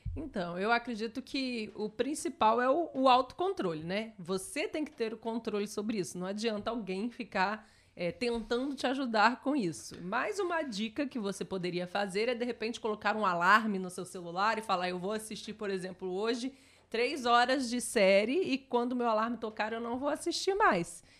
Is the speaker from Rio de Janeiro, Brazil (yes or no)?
yes; Barra Mansa, Rio de Janeiro, Brazil; a minha cidade, onde eu nasci, aparece um pouquinho Barra Mansa